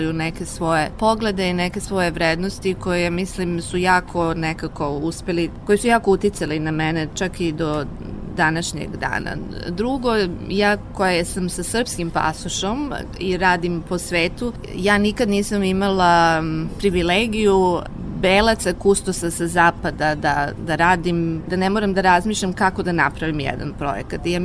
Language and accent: Croatian; Serbia; moved away as an adult; also born or lived in China; ja sam otišla iz Srbije 2000. godine